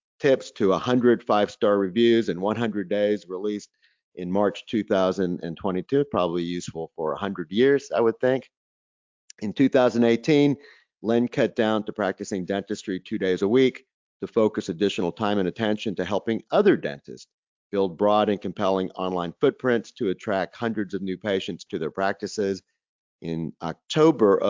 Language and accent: English; North Carolina, United States; my home state, North Carolina